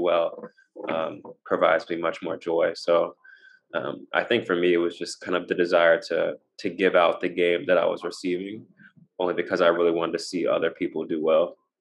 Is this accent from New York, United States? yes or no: no; Nashville, Tennessee, United States; moved away as an adult; I grew up in Nashville, um, so it's nice to kind of be back